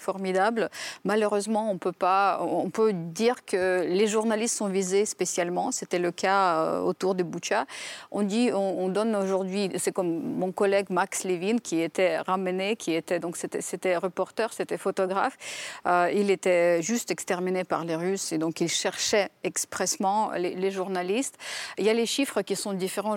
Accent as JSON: {"language": "French", "country": "Ukraine", "said": "en tant qu'Ukrainienne"}